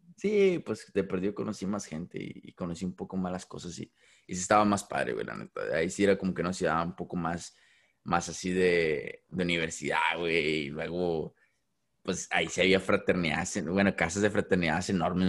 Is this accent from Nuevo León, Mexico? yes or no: no; Ciudad Acuña, Coahuila, Mexico; moved away; also born or lived in Del Rio, Texas; soy de, soy de Acuña